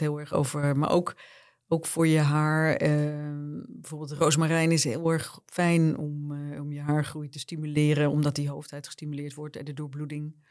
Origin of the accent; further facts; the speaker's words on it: Bergen, North Holland, Netherlands; ik ben in Bergen opgegroeid